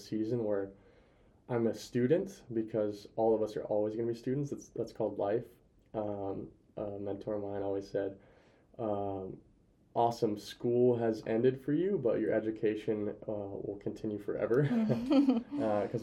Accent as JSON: {"language": "English", "area": "near Pullman", "region": "Washington", "country": "United States", "tie": "born or raised there", "lives_now": "Spokane, United States", "said": "I'll be back near family though, like 40 minutes from my hometown."}